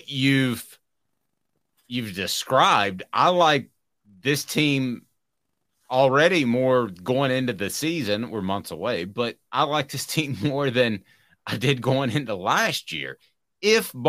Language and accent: English; Tennessee, United States; I told him I was from Tennessee